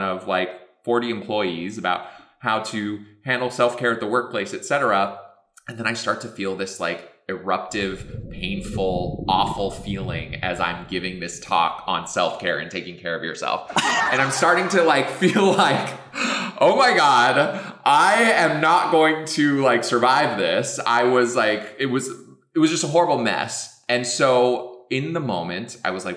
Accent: New Mexico, United States; moved away; I'm from New Mexico originally

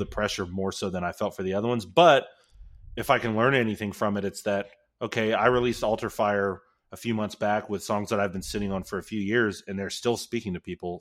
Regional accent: Houston, Texas, United States; Leland's from Houston, I'm from Houston.

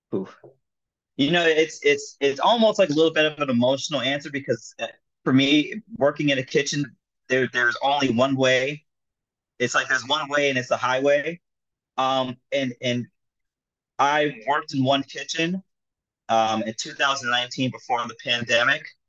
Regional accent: South Florida, United States; also born or lived in Jamaica (ancestry); now in New York City, United States; I was born here in uh, New York City. I grew up in South Florida, um, and now I, I, came back to live in New York City, um, child of uh, Jamaican immigrants

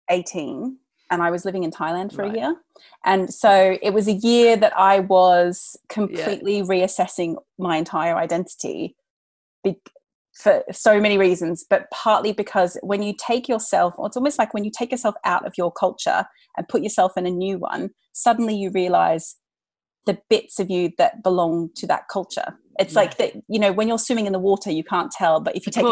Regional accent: Australia; moved away; as an Australian

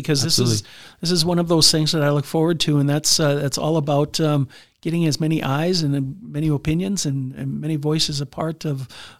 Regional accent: Minot, North Dakota, United States; being born and raised in Minot and going to as many Hostfests as I've been to, I have not yet tried.

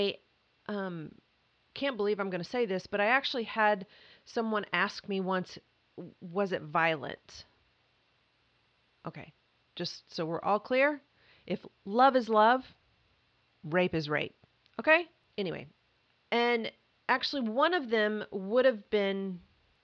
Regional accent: Mayfield, Kentucky, United States; also born or lived in Atlanta / Hilton Head; now in Los Angeles, United States; I grew up in Kentucky, Mayfield specifically. It's in western Kentucky. But before the age of five, we had moved three times

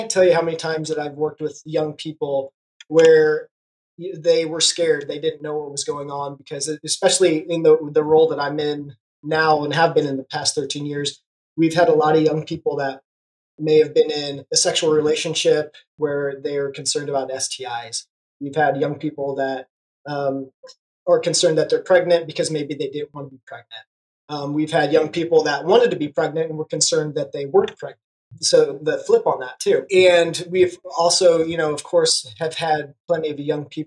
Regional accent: Kansas, United States; moved away as an adult; now in Tulsa, United States; I am originally from Kansas

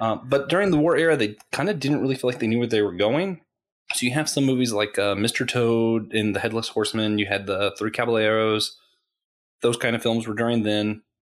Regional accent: Florida, United States; I grew up in Florida, so naturally we went to Disney World a lot

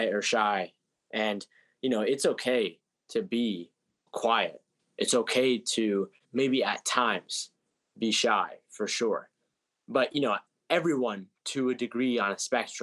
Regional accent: United States; I was born here in America

